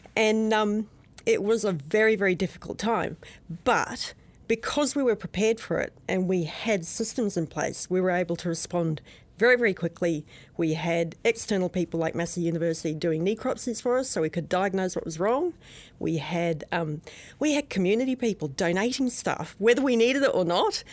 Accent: outside of Brisbane, Queensland, Australia; moved away as an adult; now in New Zealand; When I was a kid, growing up outside of Brisbane in Australia

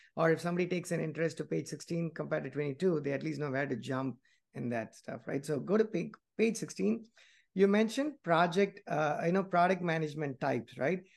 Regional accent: India; moved away as an adult; I grew up in India, and even though I've never worked there, I just went to school and I came here

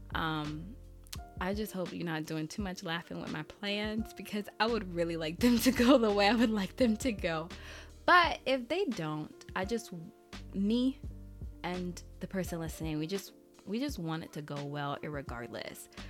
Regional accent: Haiti; I'm Haitian, so I just said it in Creole.

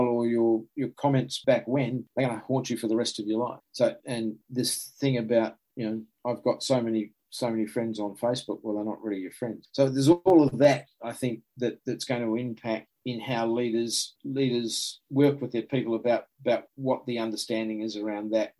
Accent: New Zealand; I was from New Zealand

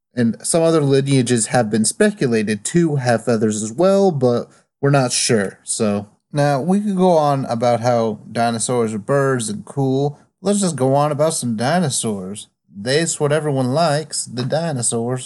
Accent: United States; I am American

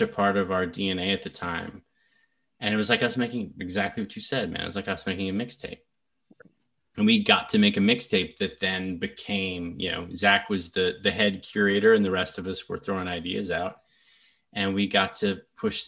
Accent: Nashville, Tennessee, United States; I grew up in Nashville, Tennessee

